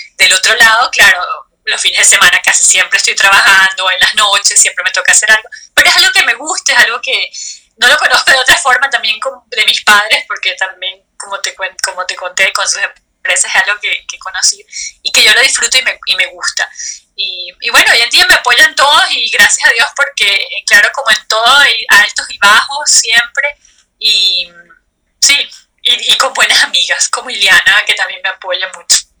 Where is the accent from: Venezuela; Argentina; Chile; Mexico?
Venezuela; moved away as an adult; now in Stuttgart, Germany; Mis padres son de Bolivia, yo nací en Venezuela, crecí en Venezuela, por eso yo me siento venezolana